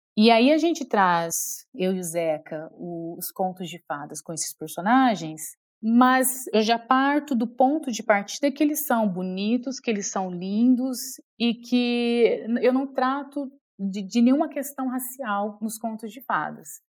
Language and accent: Portuguese; São Joaquim da Barra, São Paulo, Brazil; born or raised there; moved away